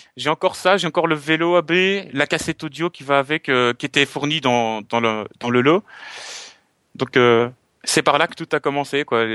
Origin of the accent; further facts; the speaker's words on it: Belgium; je suis belge.